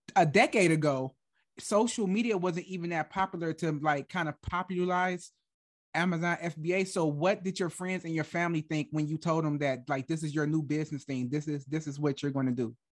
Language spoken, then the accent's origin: English; Michigan, United States; moved away as an adult; now in Germany; I was born and raised in Michigan, like, I moved to Germany when I was, like, twenty-three